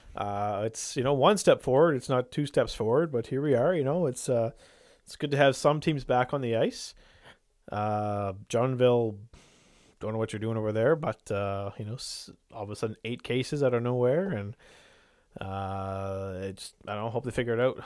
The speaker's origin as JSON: {"language": "English", "town": "Irishtown", "region": "New Brunswick", "country": "Canada", "tie": "born or raised there", "said": "growing up in Irish town"}